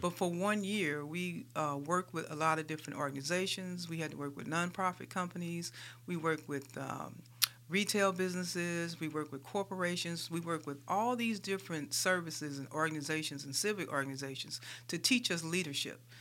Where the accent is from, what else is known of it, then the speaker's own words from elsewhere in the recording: St. Louis, Missouri, United States; moved away as an adult; also born or lived in Des Moines, Iowa; now in Birmingham, United States; I am a Midwestern girl. I grew up in Saint Louis, Missouri